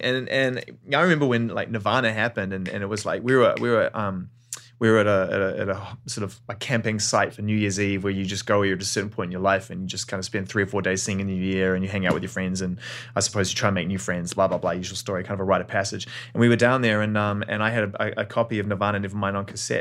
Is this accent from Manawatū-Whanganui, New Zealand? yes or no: no; Auckland, New Zealand; growing up in Auckland, New Zealand